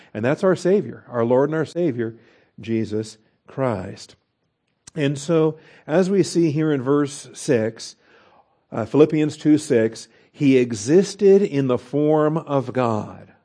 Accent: Washington, United States; I grew up in Washington State. We're very fond of our apples.

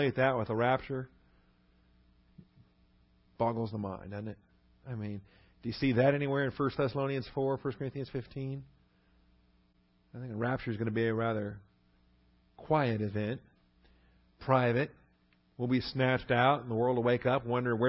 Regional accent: West Coast, United States; moved away; I grew up on the West Coast

